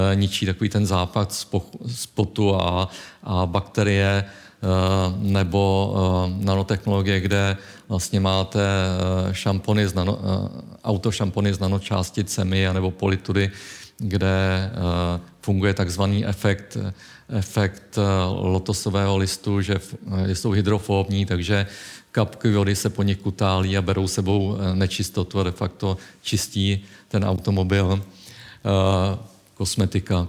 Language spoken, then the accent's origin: Czech; Czechia; my jako Češi